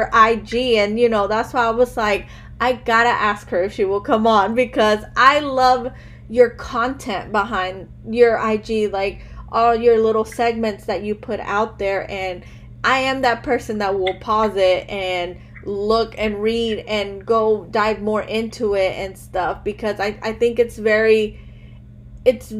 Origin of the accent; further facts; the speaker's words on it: Chicago, Illinois, United States; I was born here in America. I was born in Chicago.